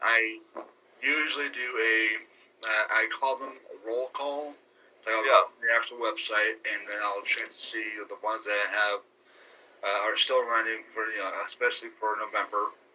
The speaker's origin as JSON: {"language": "English", "town": "Seattle", "region": "Washington", "country": "United States", "moved": "as an adult", "lives_now": "Ohio, United States", "said": "I'm from Seattle"}